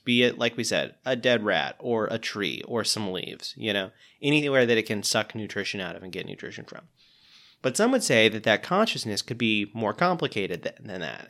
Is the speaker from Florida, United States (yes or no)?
yes; Pensacola, Florida, United States; my hometown of Pensacola, Florida